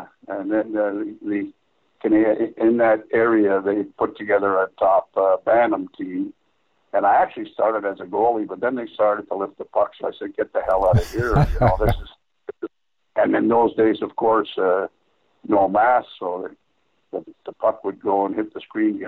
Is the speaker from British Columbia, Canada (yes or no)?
no; Montreal, Quebec, Canada; I grew up in the west, you know, the west end of Montreal. It's an area called Notre-Dame-de-Grâce, or abbreviated NDG.